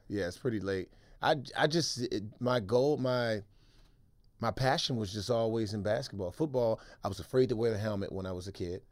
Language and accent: English; Washington, District of Columbia, United States; moved away as an adult; also born or lived in Maryland / San Francisco; I grew up in Washington, D C